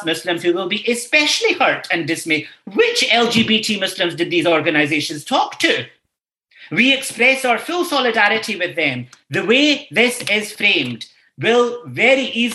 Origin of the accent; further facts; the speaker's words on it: Scotland, United Kingdom; moved away as an adult; now in Ireland; I grew up in a Scotland where this wasn't the case